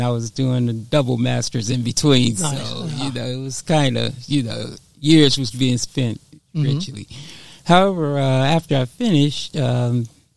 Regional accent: Chicago, Illinois, United States; we're originally from Chicago, Illinois, and we grew up there as natives

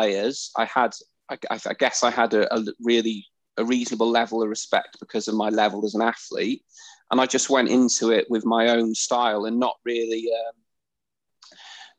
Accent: Wrexham, Wales, United Kingdom; I started judo when I was 5 years old at Wrexham Judo Club.

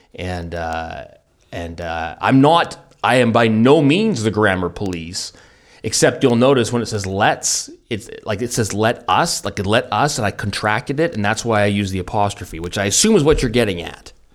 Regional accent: Vancouver, British Columbia, Canada; I'm from the hard scrabble streets of, of Vancouver, and that's how we speak.

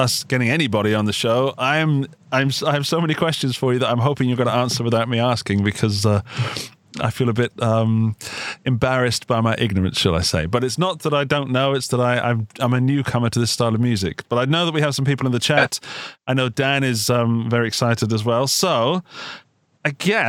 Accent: Gloucestershire, South West England, United Kingdom; moved away as an adult; also born or lived in Upper Austria; now in Austria; I was in the UK. Yeah, you might guess from the accent. I'm from Gloucestershire.

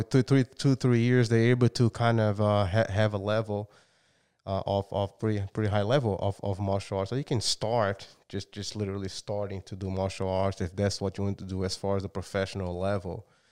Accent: Brazil; moved away; I'm from Brazil. And, um, yeah, I've been here for a long time

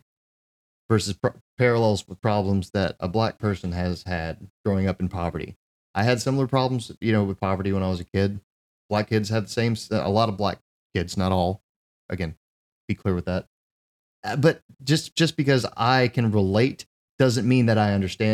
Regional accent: United States; as an American

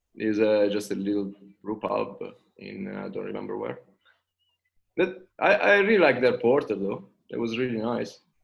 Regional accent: Italy; accent: Italian; English is a second language; moved away as an adult; now in Sydney, Australia; in between the name and my accent, probably you figured out that uh, I'm Italian

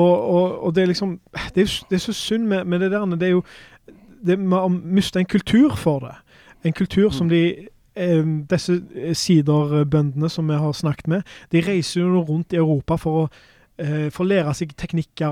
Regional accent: Norway; for oss da, som, som nordmenn

